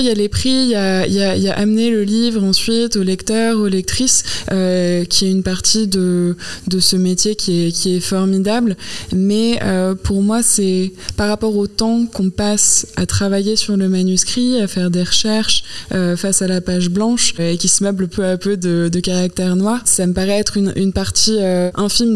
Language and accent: French; France; moved away as an adult; also born or lived in United States; moi j'ai grandi en France, j'ai appris l'anglais à partir du collège